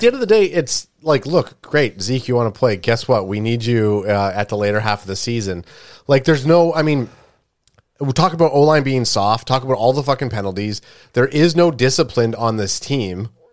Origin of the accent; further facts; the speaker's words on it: Canada; we're a Canadian group